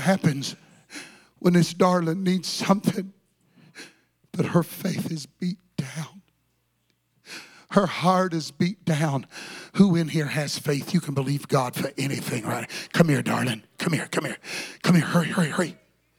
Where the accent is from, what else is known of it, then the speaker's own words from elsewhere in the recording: Texas, United States; I'm really a Texan